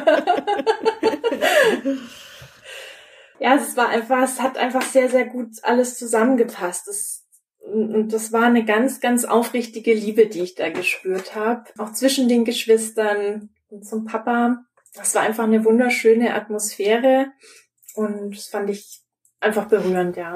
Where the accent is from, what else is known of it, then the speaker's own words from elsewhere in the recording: Augsburg, Bavaria, Germany; also born or lived in Munich; now in Nuremberg, Germany; Geboren bin ich in Augsburg